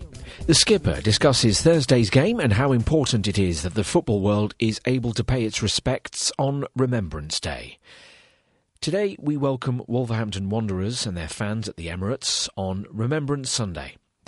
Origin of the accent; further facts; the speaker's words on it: Tulle, Nouvelle-Aquitaine, France; in my hometown of Toul, in the centre of France, the German army killed many innocent people in 1944